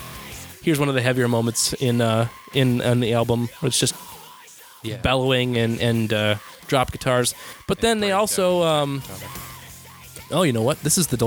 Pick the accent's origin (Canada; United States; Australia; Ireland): United States; I'm American